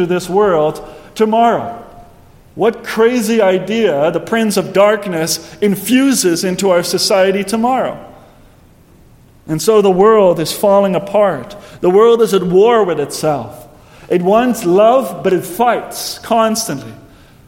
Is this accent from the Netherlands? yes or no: yes; Netherlands; moved away; back in my hometown in Heerden.